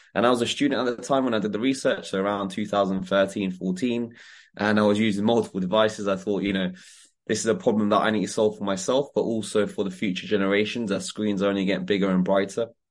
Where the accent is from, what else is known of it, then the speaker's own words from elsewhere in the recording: Croydon, London, United Kingdom; growing up in Croydon gave me the hunger